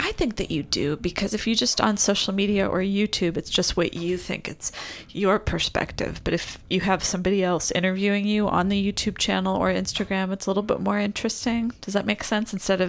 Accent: California, United States; growing up in SoCal, it's like I'm familiar with the Laurel Canyon scene.

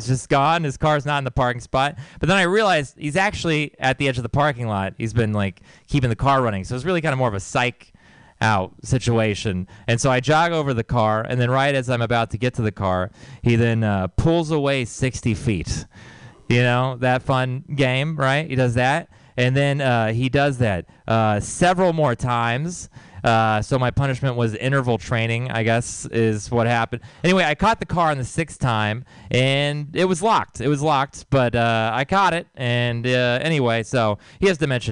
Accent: Texas, United States; moved away; I grew up in Texas, so you might know it's like a really religious place

